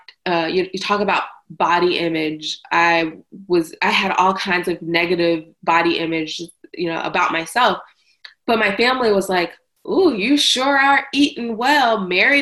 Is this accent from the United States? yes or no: yes; the South, United States; I'm from the South